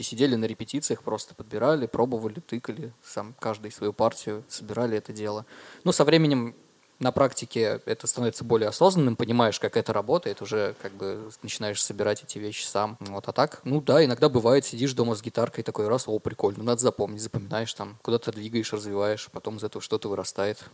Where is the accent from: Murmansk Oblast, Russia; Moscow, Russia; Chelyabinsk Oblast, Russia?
Murmansk Oblast, Russia; Murmansk; moved away as an adult; now in Dimitrovgrad, Russia; я родился в Димитровграде, да, и где-то в 5 э, или в 6 лет переехал, получается, в Мурманск. А, да, учился там в школе, закончил школу, 12 лет там прожил в целом.